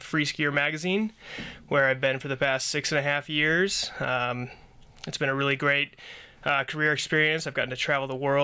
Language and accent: English; Northwest Connecticut, United States; moved away as an adult; also born or lived in Vermont; I grew up in Northwest Connecticut, up in the Berkshires.